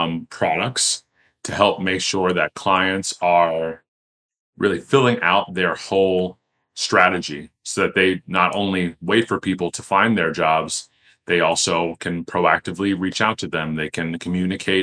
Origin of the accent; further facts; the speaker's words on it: Teaneck, New Jersey, United States; My hometown of Teaneck, New Jersey